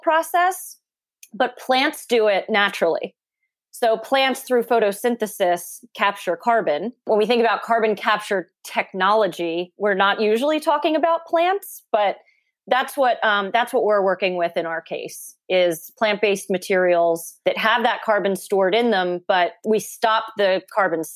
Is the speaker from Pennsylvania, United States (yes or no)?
yes; Philadelphia, Pennsylvania, United States; I'm from Philly